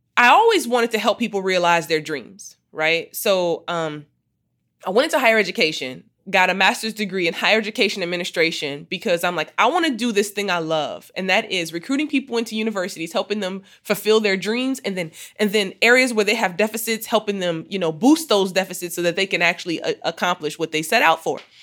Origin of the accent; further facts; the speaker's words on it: Muskegon, Michigan, United States; I grew up in Muskegon, Michigan